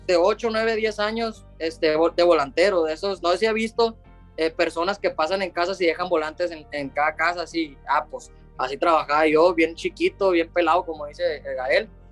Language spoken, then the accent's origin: Spanish; Los Mochis, Sinaloa, Mexico; donde soy yo, y de México, pues, de acá de Los Mochis, Sinaloa